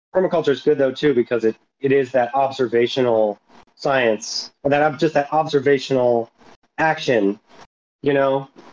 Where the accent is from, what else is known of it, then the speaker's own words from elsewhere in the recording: Philadelphia, Pennsylvania, United States; from Philadelphia